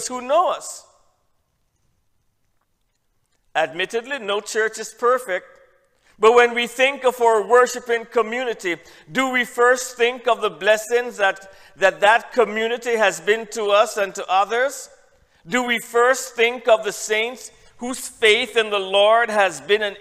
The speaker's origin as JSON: {"language": "English", "country": "Jamaica", "also_born_or_lived": "Trinidad", "said": "I'm from Jamaica"}